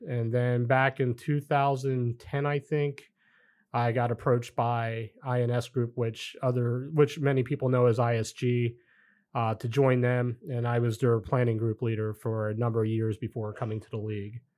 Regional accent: outside Philadelphia, New Jersey, United States; moved away as an adult; also born or lived in Colorado / Mankato; I grew up in the Philadelphia area, uh, really South Jersey, right outside of Philadelphia.

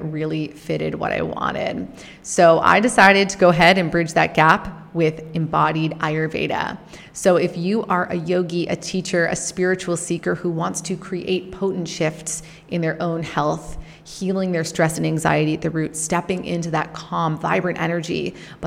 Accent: Canada; growing up in Canada

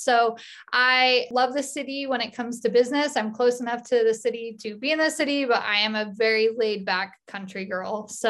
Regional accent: Utah, United States; And I am actually from Cache Valley. So live out in the country. I have a hobby farm.

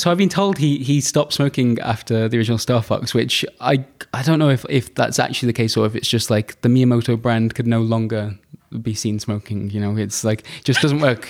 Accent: United Kingdom; I'm, I'm quite British

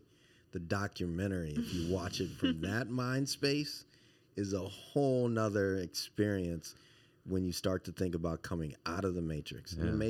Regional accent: Baton Rouge, Louisiana, United States; You know, and I love seafood. I'm from Baton Rouge. It's like everything we do.

